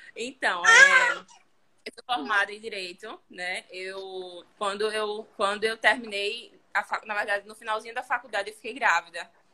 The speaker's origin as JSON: {"language": "Portuguese", "town": "Maceió", "region": "Alagoas", "country": "Brazil", "said": "aqui em Maceió, né? Falando disso, eu sou de Maceió"}